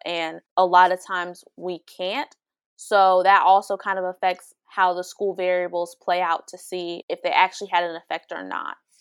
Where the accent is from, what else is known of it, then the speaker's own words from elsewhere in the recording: Dayton, Ohio, United States; I'm from Dayton, Ohio